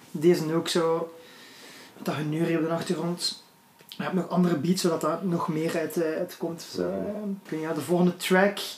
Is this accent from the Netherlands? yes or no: no; Flanders, Belgium; Als Vlamingen zetten hun woorden inderdaad soms anders.